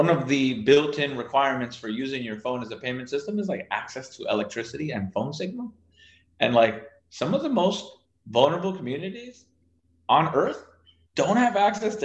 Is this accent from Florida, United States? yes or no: yes; South Florida, United States; I grew up in South Florida